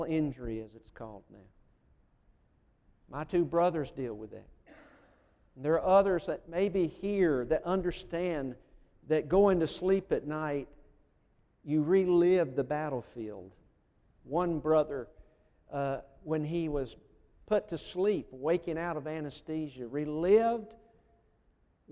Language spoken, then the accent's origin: English; United States; moved away; I'm originally from Colman County